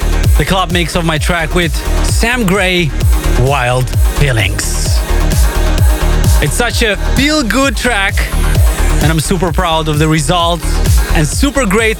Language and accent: English; Moldova; my home country of Moldova, in the capital city of Chisinau